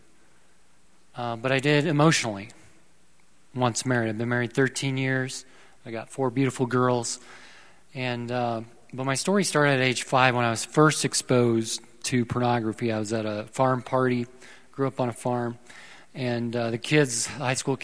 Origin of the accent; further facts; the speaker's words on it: South Dakota, United States; moved away; Originally, I was born and raised in South Dakota.